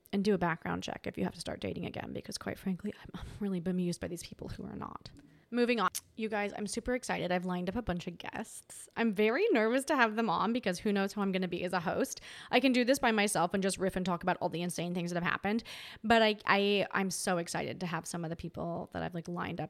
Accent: Tasmania, Australia; I'm from Tasmania. And Tasmanians are very Tasmanians are very nice

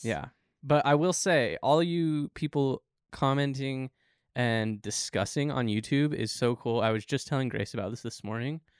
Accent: Southern Utah, United States; I grew up in Southern Utah

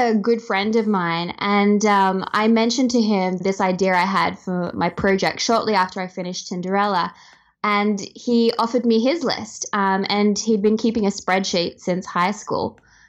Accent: Australia; As Australian, I feel like it's kind of like the ultimate Aussie name.

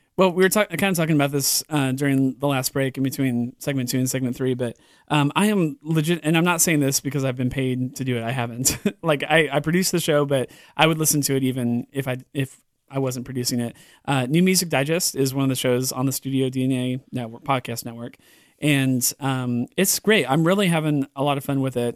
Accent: California, United States; moved away; I grew up in California on the, the West Coast

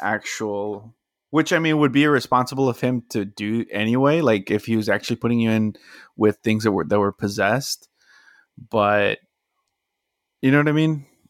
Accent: South Texas, United States; we were from, from, you know, South Texas too

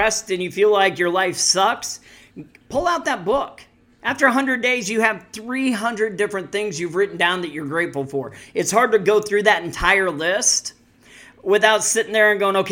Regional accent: Missouri, United States; I'm from Missouri.

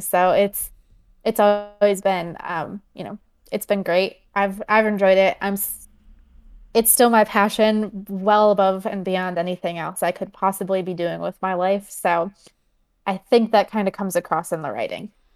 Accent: Michigan, United States; I grew up in Michigan

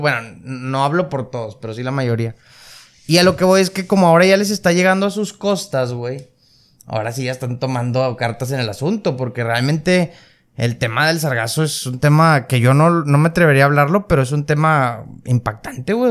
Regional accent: Nuevo León, Mexico; estamos en una ciudad muy, muy privilegiada, muy avanzada

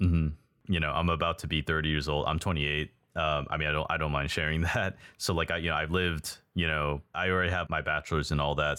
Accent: Texas, United States; moved away as an adult; now in Taiwan; I used to live in Texas, just like Burger, we're both from Texas

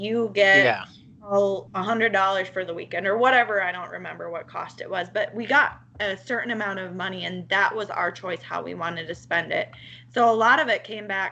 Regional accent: Minnesota, United States; accent: Minnesota; also born or lived in Dallas, Texas; I am actually from Minnesota

